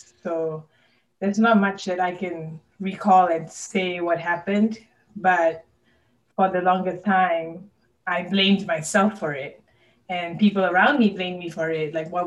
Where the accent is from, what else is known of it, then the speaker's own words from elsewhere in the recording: Malaysia; now in Kentucky, United States; I currently live in Kentucky, but I was born and raised in Malaysia